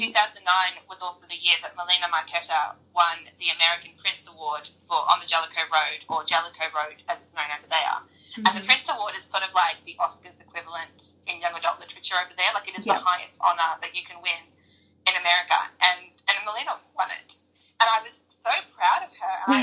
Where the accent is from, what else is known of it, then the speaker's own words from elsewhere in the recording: Australia; I'm Australian